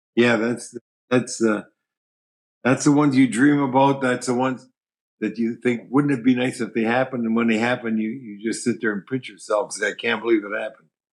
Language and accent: English; Ontario, Canada; moved away as an adult; now in Minnesota, United States; growing up in Ontario